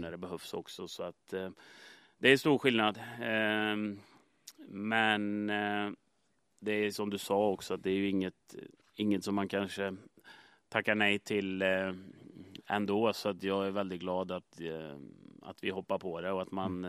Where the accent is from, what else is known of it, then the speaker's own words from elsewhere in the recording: Sweden; moved away as an adult; jag kommer som nobody från Sverige